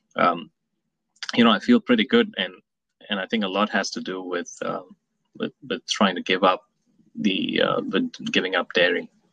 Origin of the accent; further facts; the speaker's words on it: Mumbai, Maharashtra, India; moved away as an adult; also born or lived in New York City, United States; now in Atlanta, United States; I was born in New York City. My parents were here in the 70s, and they moved back to Mumbai. And I spent a lot of my initial years in in India.